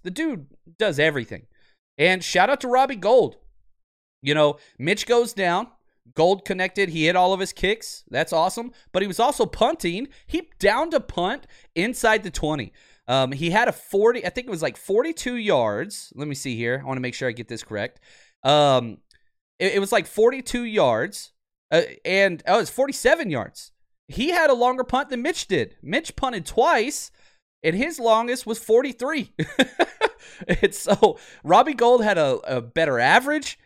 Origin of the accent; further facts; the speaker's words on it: Dallas, Texas, United States; moved away; I grew up in Dallas